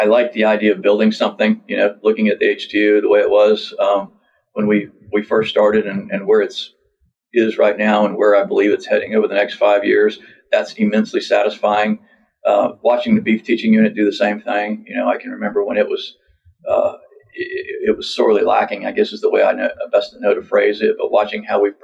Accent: Lakeland, Florida, United States; I grew up in Polk County in Lakeland, and I worked for various ranches down there

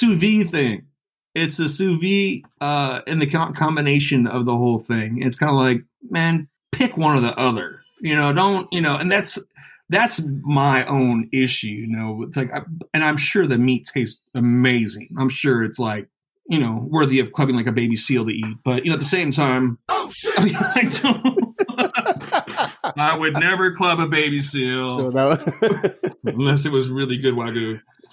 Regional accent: the Bay Area, California, United States; growing up in the Bay

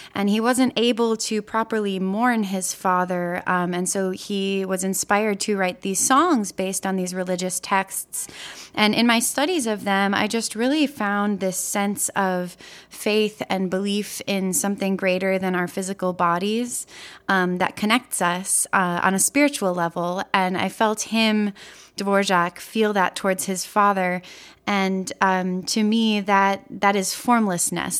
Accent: Chicago, Illinois, United States; moved away as an adult; also born or lived in Wisconsin; now in Brooklyn, United States; I grew up in Chicago, Illinois

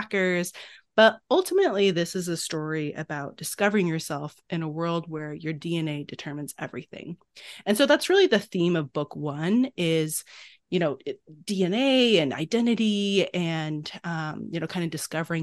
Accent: China; I grew up in China with my two bio brothers

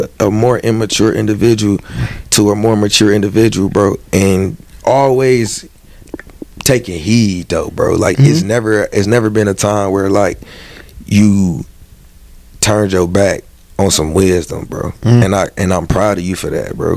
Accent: Michigan, United States; I'm a Lions fan, but like that's by default because I'm from Michigan.

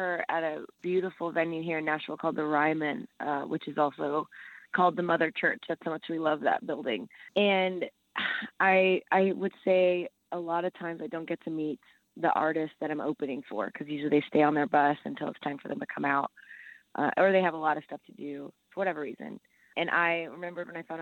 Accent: El Salvador; moved away; I'm from El Salvador, so I speak Spanish

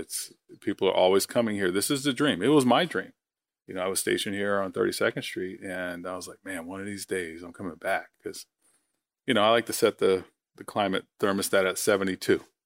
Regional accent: Long Island, New York, United States; moved away as an adult; I'm originally from New York, Long Island

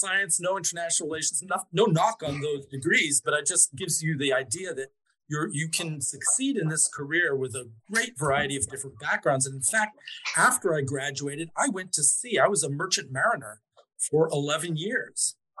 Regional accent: Mexico; So at that time, I grew up in Mexico and my mother knew a guy who had been a diplomat in Mexico

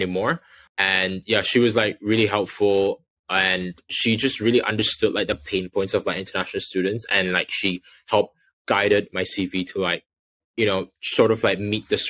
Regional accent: Malaysia; also born or lived in Exeter, United Kingdom; now in London, United Kingdom; I'm from Malaysia

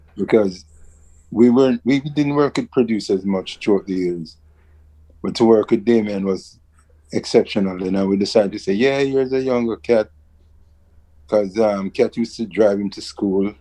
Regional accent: Kingston, Jamaica; scrambling around Kingston, Jamaica

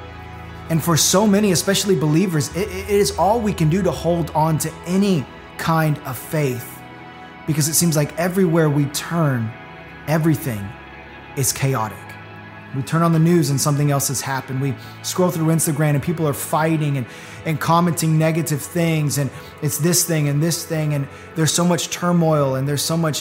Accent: Florida, United States; Growing up in Florida

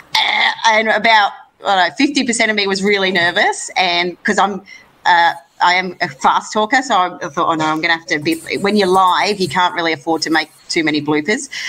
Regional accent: Gold Coast, Queensland, Australia; a home Commonwealth Games in my hometown, uh, World Bowls in my hometown

